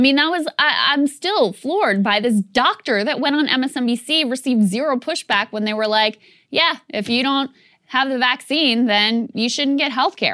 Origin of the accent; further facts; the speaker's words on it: Virginia, United States; my home state of Virginia